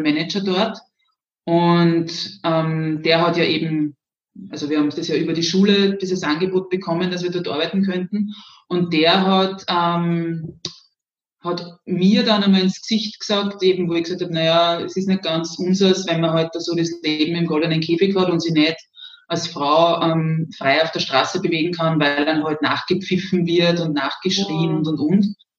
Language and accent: German; Zwentendorf, Lower Austria, Austria; also born or lived in Graz; Im schönen Zwentendorf, das sicher einigen etwas sagt, weil wir ja da so ein kleines Gebäude haben, das vielen Menschen vielleicht doch noch was sagt. Ähm, ja, also das ist das Atomkraftwerk. Ähm, genau, und da bin ich aufgewachsen